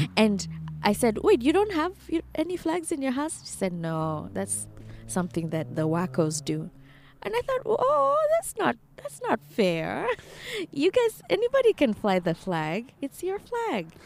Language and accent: English; Kenya; moved away as an adult; now in United States; as a Kenyan